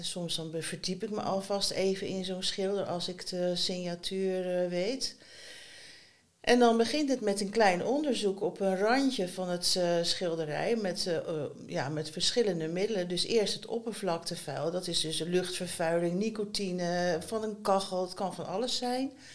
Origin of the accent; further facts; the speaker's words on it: Schiedam, South Holland, Netherlands; moved away as an adult; also born or lived in Rotterdam; now in Ede, Netherlands; ik ben opgegroeid in Schiedam.